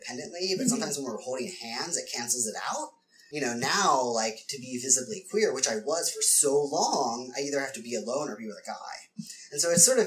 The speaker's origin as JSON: {"language": "English", "region": "Ohio", "country": "United States", "moved": "yes", "lives_now": "San Francisco, United States", "said": "I came from Ohio"}